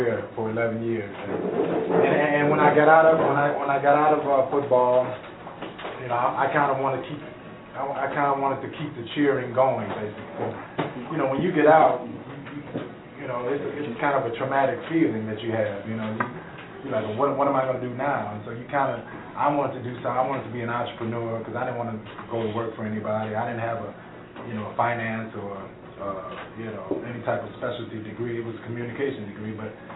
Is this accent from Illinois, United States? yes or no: yes; Chicago, Illinois, United States; I'm from Chicago